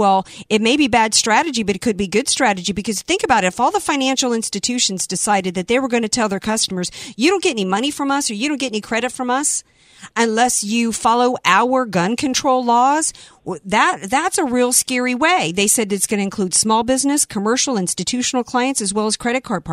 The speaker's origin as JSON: {"language": "English", "region": "the South", "country": "United States", "tie": "born or raised there", "moved": "yes", "lives_now": "San Diego, United States", "said": "I grew up in the South"}